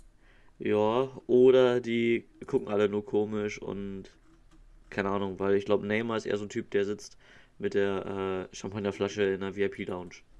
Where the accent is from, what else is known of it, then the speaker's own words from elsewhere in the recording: Hamburg, Germany; ich komme aus Hamburg, also bin Norddeutscher